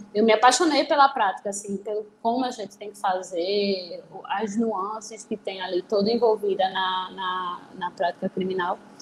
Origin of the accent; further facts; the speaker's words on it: Recife, Pernambuco, Brazil; Eu sou de Recife, então eu fiz a, a faculdade aqui na, na Católica.